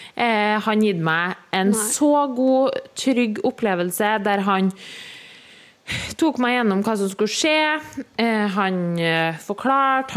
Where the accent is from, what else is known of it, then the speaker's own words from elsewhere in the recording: Trøndelag, Norway; moved away; da var jeg jo hjemme i Trøndelag